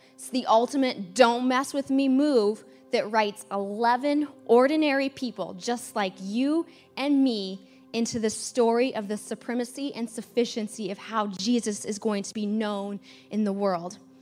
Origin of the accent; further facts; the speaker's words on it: United States; America is in me and I'm an American